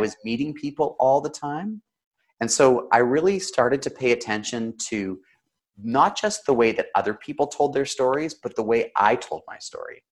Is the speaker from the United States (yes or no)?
no; Canada; Now I'm Canadian